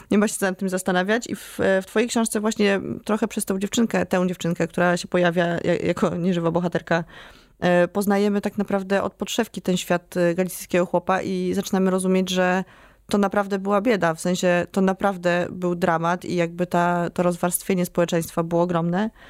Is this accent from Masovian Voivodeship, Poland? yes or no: yes; Warsaw, Masovian Voivodeship, Poland; jako warszawianka, która to... się nie interesuje Krakowem.